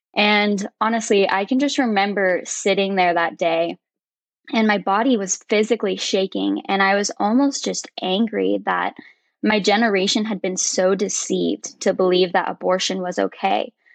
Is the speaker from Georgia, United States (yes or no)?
yes; Woodstock, Georgia, United States; moved away as an adult; now in Roanoke, United States; I was actually born and raised in Woodstock, Georgia.